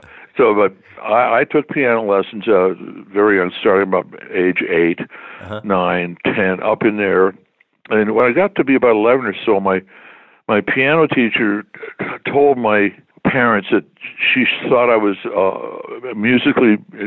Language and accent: English; Toronto, Ontario, Canada; moved away as an adult; also born or lived in Detroit, Michigan, United States / Montreal, Quebec, Canada / United States / Calgary, Alberta, Canada; I was born in Detroit, but my parents moved to Toronto when I was like five